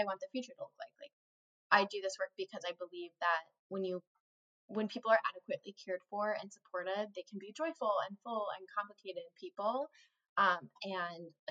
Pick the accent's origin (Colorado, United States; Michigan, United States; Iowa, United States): Colorado, United States; moved away; I'm originally from Colorado